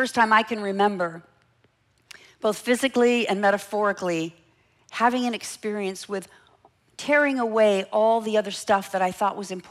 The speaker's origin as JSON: {"language": "English", "town": "Los Angeles", "region": "California", "country": "United States", "tie": "born or raised there", "said": "I grew up in Los Angeles"}